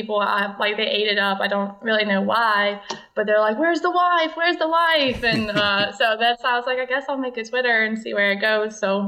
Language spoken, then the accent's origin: English; Louisiana, United States; Well, I'm from Louisiana.